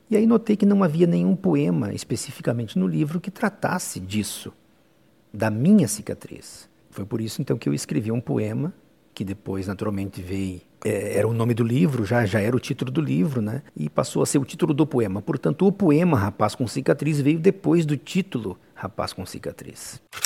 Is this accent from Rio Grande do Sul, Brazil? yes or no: yes; Fortaleza dos Valos, Rio Grande do Sul, Brazil; also born or lived in Pejuçara, Rio Grande do Sul / Cruz Alta, Rio Grande do Sul; Eu tinha aproximadamente na época 12 anos, portanto passei a minha infância em Fortaleza